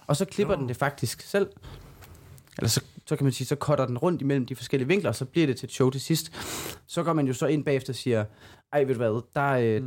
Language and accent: Danish; Silkeborg, Central Denmark Region, Denmark; vores egen open mic i Silkeborg, hvor jeg kommer fra.